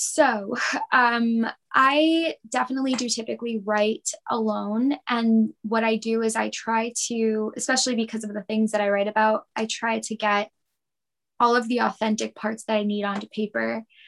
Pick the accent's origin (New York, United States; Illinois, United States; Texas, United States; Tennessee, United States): New York, United States; Lindenhurst; I was born and raised in Lindenhurst, um, which is a small village in Suffolk County.